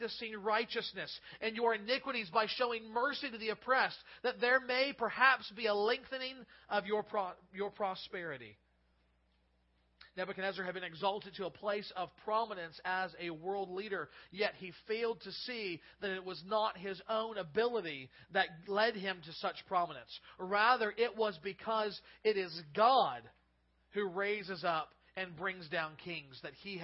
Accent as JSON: {"language": "English", "country": "United States", "said": "as American citizens"}